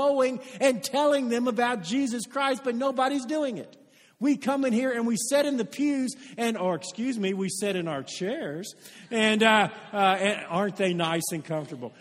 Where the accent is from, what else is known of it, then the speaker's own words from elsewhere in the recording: Oldham County, Kentucky, United States; I live in Odom County. I was raised in Odom County